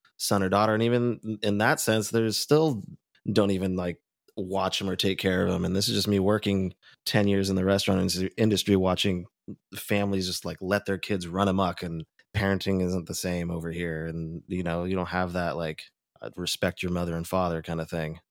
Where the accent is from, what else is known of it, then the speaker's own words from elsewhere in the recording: Orange County, California, United States; growing up in Orange County